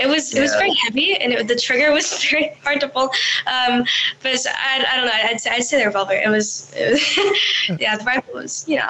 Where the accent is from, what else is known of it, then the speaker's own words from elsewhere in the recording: the South, United States; I kind of grew up around guns. My family hunts and does stuff like that. We're from the South, so it's kind of a hunting family.